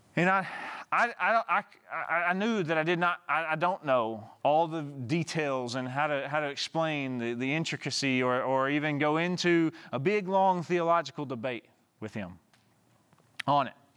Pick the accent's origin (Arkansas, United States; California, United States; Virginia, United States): Arkansas, United States; Southeast; moved away; my hometown, like, at a small town, uh, that I grew up in, in Southeast Arkansas